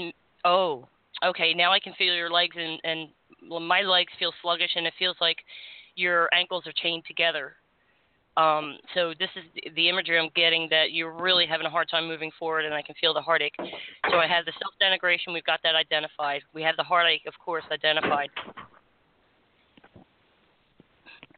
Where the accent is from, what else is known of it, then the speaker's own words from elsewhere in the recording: Florida, United States; as Floridians